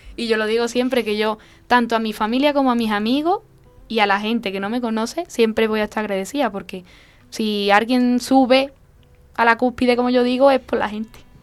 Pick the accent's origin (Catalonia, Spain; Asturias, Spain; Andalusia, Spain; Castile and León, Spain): Andalusia, Spain; La Lantejuela; Yo soy de la Antejuela, cerquita de, Dosuna